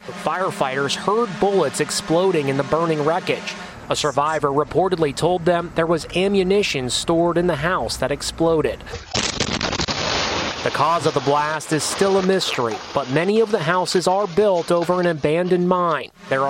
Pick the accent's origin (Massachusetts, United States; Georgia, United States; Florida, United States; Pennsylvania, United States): Pennsylvania, United States; Plum; It happened in Plum, Pennsylvania, about 20 miles outside of Pittsburgh, and that also happens to be my hometown.